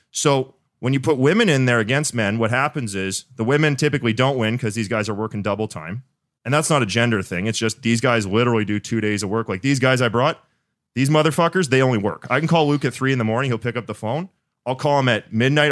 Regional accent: Winnipeg, Manitoba, Canada; I'm from Winnipeg, so, like, Midwest

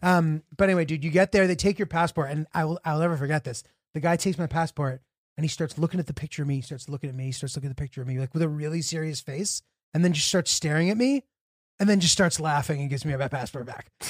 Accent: United States

